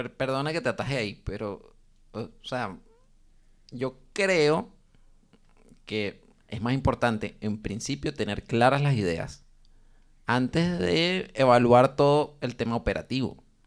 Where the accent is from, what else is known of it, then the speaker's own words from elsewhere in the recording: Venezuela; moved away; como somos tres venezolanos